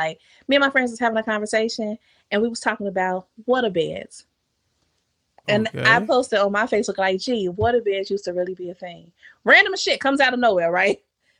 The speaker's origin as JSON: {"language": "English", "country": "Jamaica", "said": "all the Jamaicans I know outside of my family, just other Jamaicans that I know, we did all grow up with this tough love thing."}